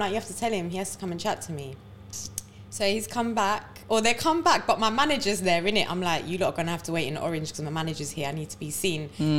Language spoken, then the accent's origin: English; India; I'm Indian.